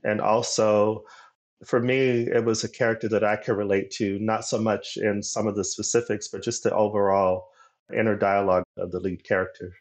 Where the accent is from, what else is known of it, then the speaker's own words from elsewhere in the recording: Arizona, United States; moved away; also born or lived in Los Angeles; my home state of Arizona